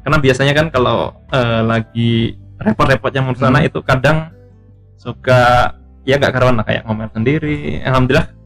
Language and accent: Indonesian; Kalimantan, Indonesia; cuma saya lahir di Kalimantan lahir besar di Kalimantan